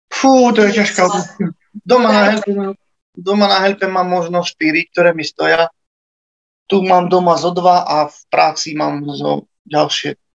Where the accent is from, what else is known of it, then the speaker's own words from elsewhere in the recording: Slovakia; Tak ja pochádzam z Herby, to je vlastne taká malebná, krásna dedinka na hore